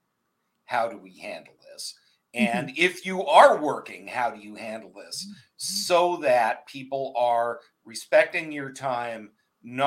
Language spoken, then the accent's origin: English; Canada; living in growing up in Canada